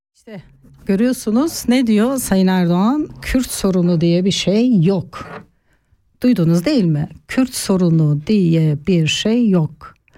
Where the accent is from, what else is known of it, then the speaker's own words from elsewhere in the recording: Turkey; moved away as an adult; now in Switzerland; Ben 30 yaşına kadar Türkiye'de büyüdüm, Türkiye'de yaşadım